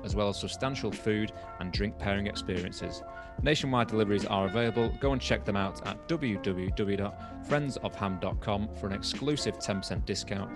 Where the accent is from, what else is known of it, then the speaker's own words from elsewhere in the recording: Blackpool, North West England, United Kingdom; my hometown of Blackpool